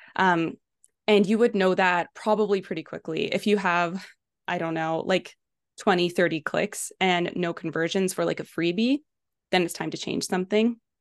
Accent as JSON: {"language": "English", "town": "Kelowna", "region": "British Columbia", "country": "Canada", "said": "I am from Kelowna, BC, in Canada"}